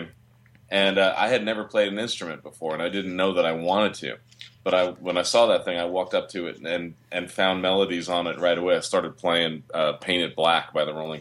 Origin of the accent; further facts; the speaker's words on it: Long Island, New York, United States; a really musical household when I was growing up in Long Island in the 60s